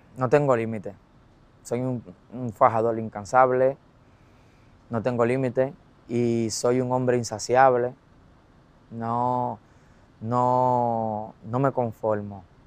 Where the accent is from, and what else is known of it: Dominican Republic